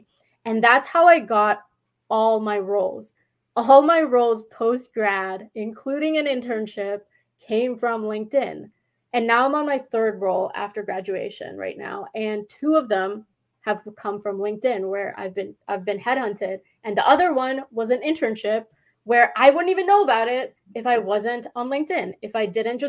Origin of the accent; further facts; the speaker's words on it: Winnipeg, Manitoba, Canada; because I'm from Winnipeg, which is like the smallest city in Canada. It's in Manitoba.